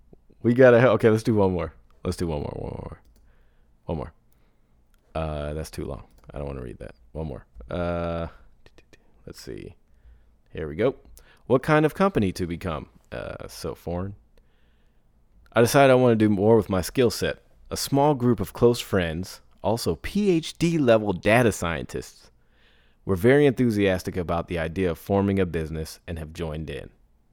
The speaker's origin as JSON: {"language": "English", "country": "Ireland", "said": "I'm from Ireland, so a lot of creator funds aren't open to Irish creators."}